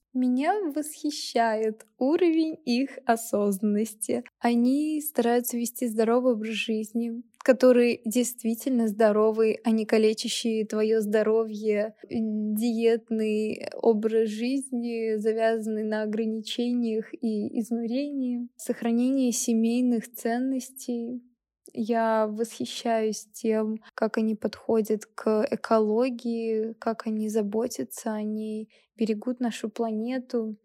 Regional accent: Kaliningrad, Kaliningrad Oblast, Russia; moved away as an adult; now in Moscow, Russia; Я родилась и выросла в Калининграде

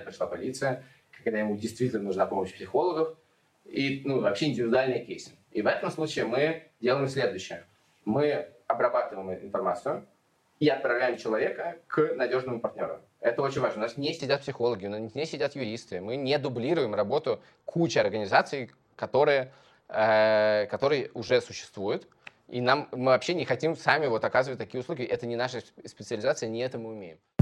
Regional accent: Moscow, Russia; born or raised there

